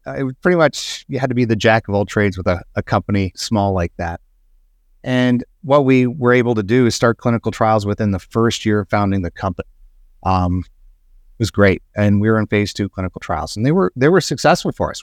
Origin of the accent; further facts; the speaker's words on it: Alberta, Canada; I grew up in Alberta, Canada